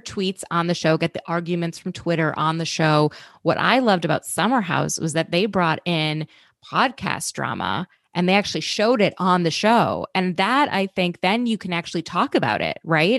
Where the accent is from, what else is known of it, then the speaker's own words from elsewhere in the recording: Minnesota, United States; I grew up in Minnesota